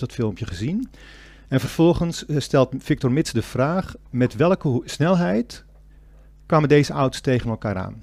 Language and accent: Dutch; Castricum, North Holland, Netherlands; moved away as an adult; now in Amsterdam, Netherlands; ik kom uit Castricum. Dus dat is maar een half uurtje van eh, Alkmaar af. Vroeger, toen ik klein was, eh, gingen wij ook elke zaterdag even naar Alkmaar toe